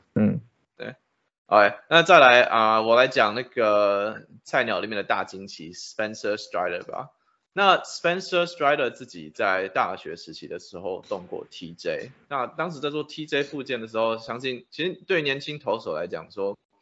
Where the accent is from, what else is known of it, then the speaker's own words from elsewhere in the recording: Taiwan; 小时候在台湾看电视转播的时候还看过 Greg Midas 的比赛